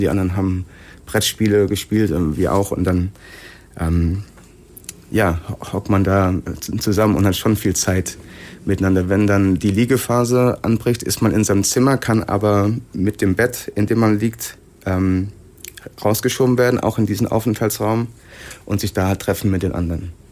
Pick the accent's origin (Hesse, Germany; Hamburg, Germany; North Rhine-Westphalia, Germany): Hesse, Germany; Sinn; Ich komme aus Sinn.